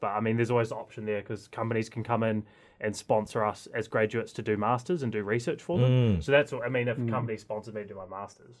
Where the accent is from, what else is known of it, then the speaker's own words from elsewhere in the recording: Christchurch, Canterbury, New Zealand; Yeah, I grew up in Christchurch.